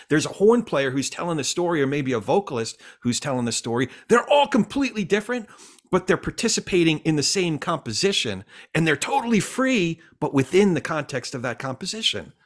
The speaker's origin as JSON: {"language": "English", "region": "New Jersey", "country": "United States", "tie": "born or raised there", "said": "I grew up in Central Jersey"}